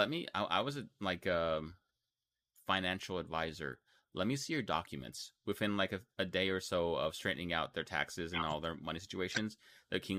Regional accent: Texas, United States; I'm from Texas

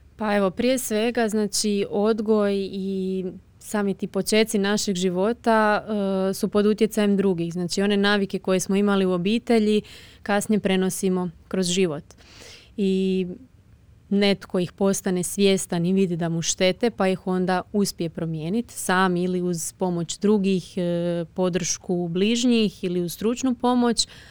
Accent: Croatia; tu kod nas u Hrvatskoj

